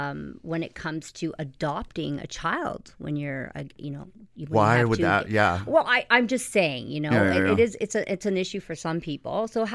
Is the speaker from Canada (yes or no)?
yes; Oakville, Ontario, Canada; also born or lived in Toronto; being an Oakvillian, close to Toronto, I kind of grew up in Toronto